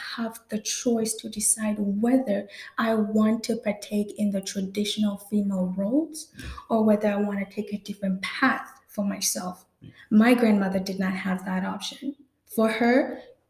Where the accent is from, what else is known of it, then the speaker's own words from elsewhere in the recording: Namibia; I was born in Namibia